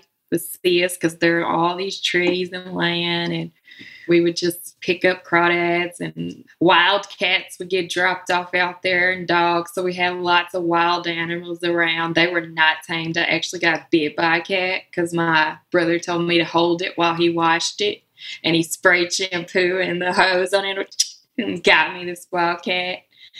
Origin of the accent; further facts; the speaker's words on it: Memphis, Tennessee, United States; also born or lived in Brooklyn, New York; now in Humboldt, Tennessee / Brooklyn, New York, United States; I still call Memphis home